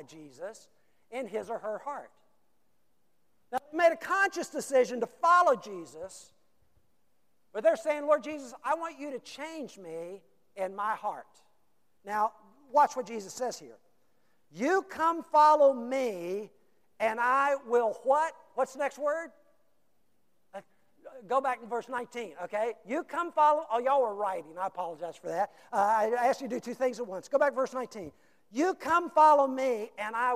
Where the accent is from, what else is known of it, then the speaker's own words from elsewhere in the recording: United States; we have decided as American Christians